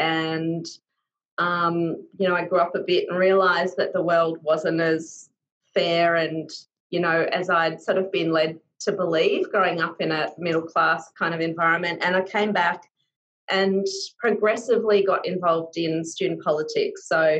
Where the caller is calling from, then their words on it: Victoria, Australia; I'm joining from Wurundjeri country and all the way diagonally down the other corner of Australia